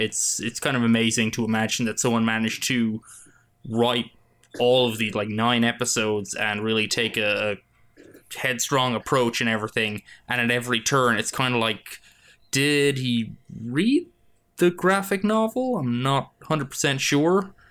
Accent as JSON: {"language": "English", "country": "Ireland", "moved": "yes", "lives_now": "United States"}